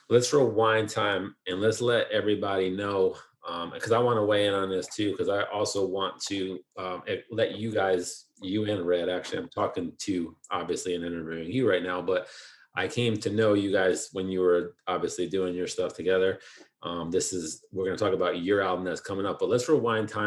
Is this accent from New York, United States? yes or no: yes; New York, United States; also born or lived in Queens; I was born in Queens, but I basically grew up upstate in Orange County, New York. That's where I still live now.